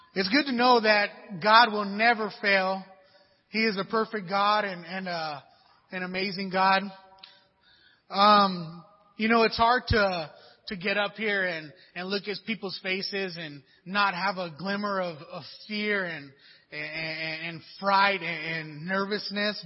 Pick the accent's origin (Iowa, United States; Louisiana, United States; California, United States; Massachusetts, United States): California, United States; Pomona; I grew up in Pomona, you know, a little rough little area out there, Pomona, California